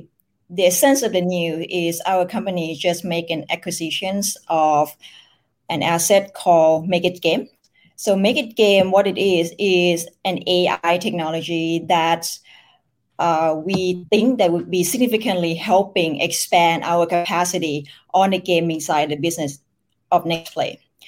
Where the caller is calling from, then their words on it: Bangkok, Thailand; I'm joining you from Bangkok, Thailand.